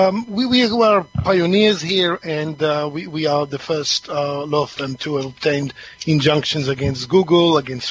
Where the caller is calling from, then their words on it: East of England, United Kingdom; I'm calling from Essex today, dark and cloudy Essex.